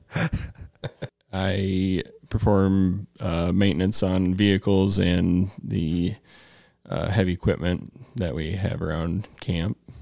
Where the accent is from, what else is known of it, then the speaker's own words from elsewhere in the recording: Mason City, Iowa, United States; I'm from Mason City, Iowa